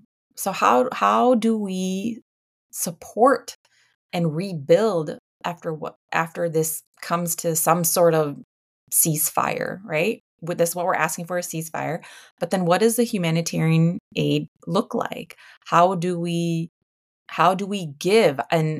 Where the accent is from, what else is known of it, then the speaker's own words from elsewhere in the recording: United States; we have to be, as Americans, as American citizens, we need to be exercising our voice and our right to vote